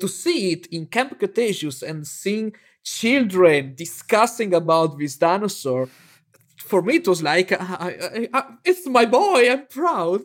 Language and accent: English; near Venice, Veneto, Italy; also born or lived in Bologna, Italy; my hometown that is near Venice